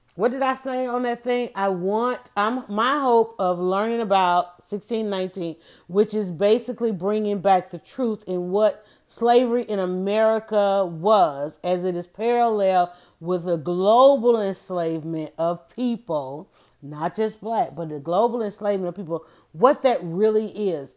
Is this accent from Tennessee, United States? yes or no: no; Atlanta, Georgia, United States; I grew up in Atlanta, and my parents were baseball lovers